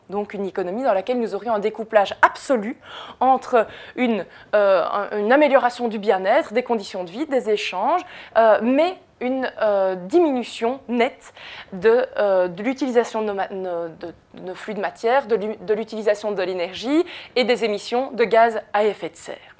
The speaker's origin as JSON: {"language": "French", "town": "Jemeppe-sur-Sambre", "region": "Wallonia", "country": "Belgium", "said": "je viens de Jemep-sur-Sambre, qui est une zone Céveso dans laquelle il y a une usine Solvay"}